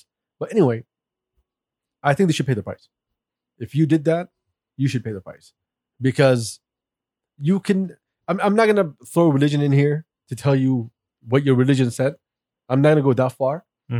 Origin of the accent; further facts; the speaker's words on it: United States; I grew up in the States